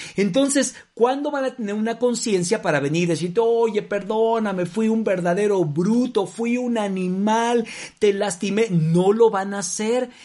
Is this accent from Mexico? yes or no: yes; Mexico; no solamente como mexicanos